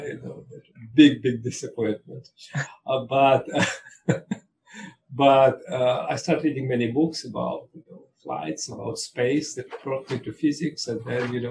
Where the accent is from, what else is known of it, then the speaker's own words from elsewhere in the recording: Russia; moved away as an adult; also born or lived in Israel; I grew up in Russia.